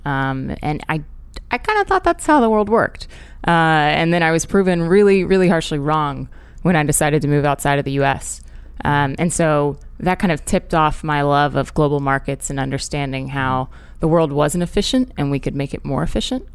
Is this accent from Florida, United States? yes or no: yes; Orlando, Florida, United States; moved away as an adult; also born or lived in Hong Kong / London; I grew up in Orlando, Florida